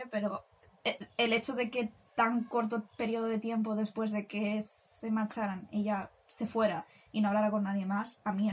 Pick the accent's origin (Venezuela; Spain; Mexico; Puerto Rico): Spain; somos españolas